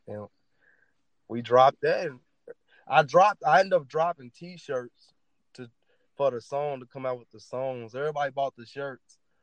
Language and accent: English; Louisville, Kentucky, United States; That's where that's where I'm from, the West End of Louisville